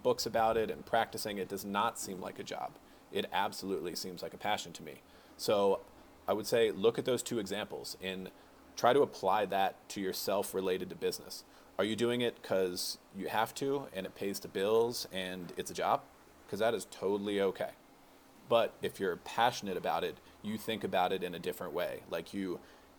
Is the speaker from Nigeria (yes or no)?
no; Rockville, Maryland, United States; I'm from Rockville, Maryland